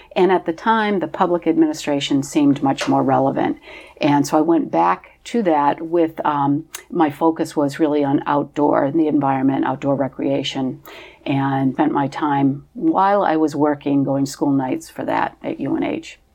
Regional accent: Portsmouth, New Hampshire, United States; I am originally from Portsmouth, New Hampshire.

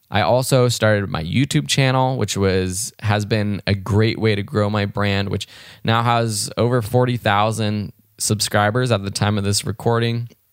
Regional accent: Los Angeles, California, United States; I grew up in Los Angeles, California, out in the L A County area, and had a really great childhood

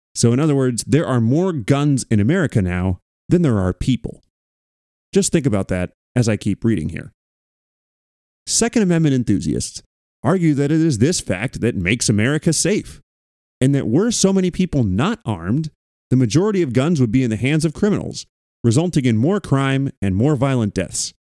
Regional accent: Thousand Oaks, California, United States; I grew up in Thousand Oaks

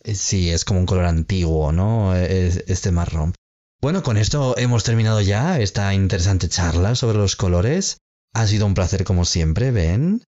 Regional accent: Spain; en España tenemos una tradición de vestir ropa interior roja en el último día del año

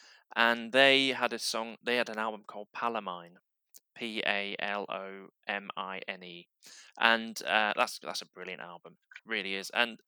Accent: Barnsley, Yorkshire and the Humber, United Kingdom; growing up in Barnsley

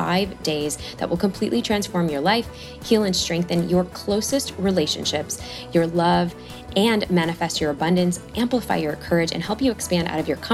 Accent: Chicago, Illinois, United States; moved away; We're both from Chicago

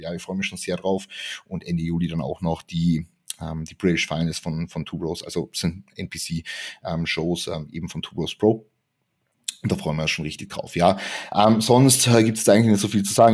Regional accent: Klagenfurt, Carinthia, Austria; moved away as an adult; now in Vienna, Austria; eigentlich komme ich aus dem Süden Österreichs, ähm, aus Klagenfurt. Bin 2019 nach Wien gezogen

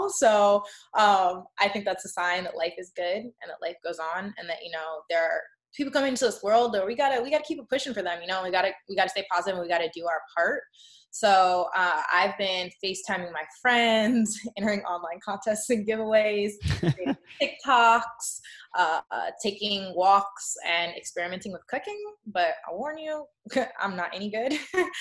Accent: Chicago, Illinois, United States; moved away as an adult; now in Los Angeles, United States; my hometown of Chicago

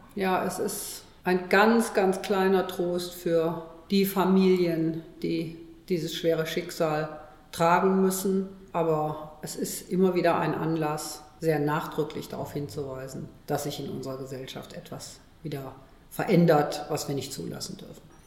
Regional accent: Cologne, North Rhine-Westphalia, Germany; ich bin ja gebürtige Kölnerin

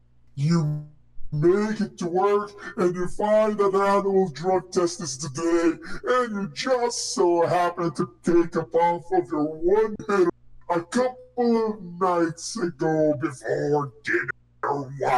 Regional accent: Philippines; Race war. We're Filipino. We're kind of between

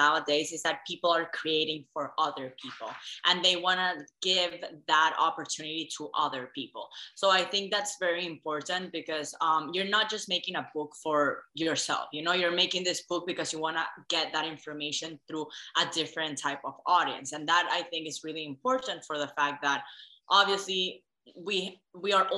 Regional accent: Venezuela; moved away; also born or lived in Dallas; I'm originally from Venezuela

